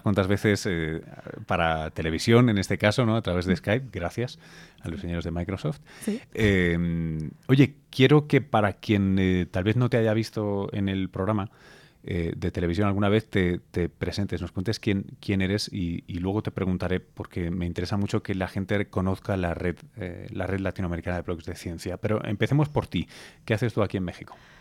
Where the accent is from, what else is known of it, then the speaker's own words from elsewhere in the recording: Spain; yo soy español